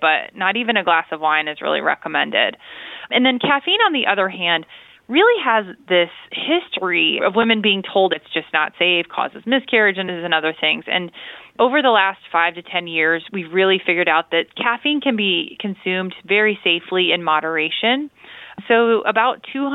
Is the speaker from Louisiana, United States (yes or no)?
no; Illinois, United States; I'm from Illinois